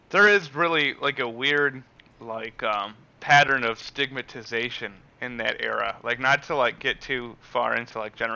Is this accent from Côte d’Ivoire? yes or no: no; Canada; Like, I'm a Canadian.